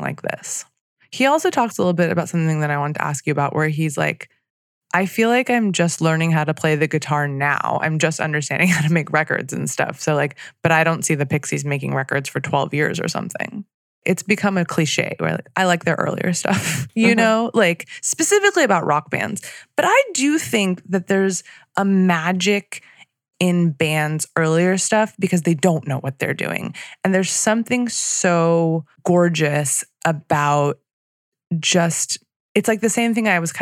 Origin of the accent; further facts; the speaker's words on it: Torrance, California, United States; my hometown of Torrance, California